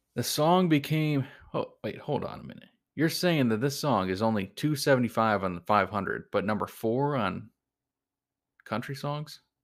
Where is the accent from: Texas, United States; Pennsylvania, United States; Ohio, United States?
Ohio, United States; Cleveland; My, my hometown, Cleveland